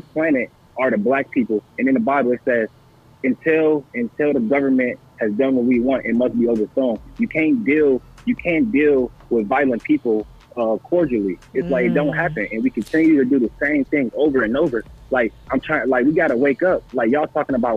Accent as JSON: {"language": "English", "town": "Toledo", "region": "Ohio", "country": "United States", "moved": "yes", "lives_now": "Austin, United States", "said": "I'm from Toledo"}